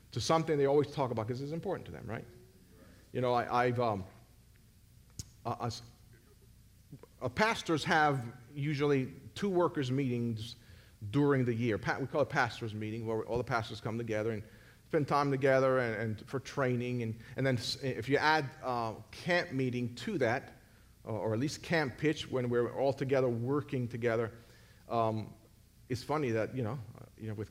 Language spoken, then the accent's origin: English; Puerto Rico; I'm from Puerto Rico.